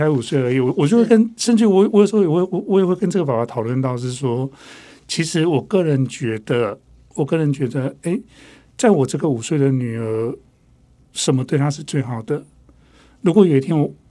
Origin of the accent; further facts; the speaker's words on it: Taiwan; first language Taiwanese Hokkien; 甚至于可能我的母语是台语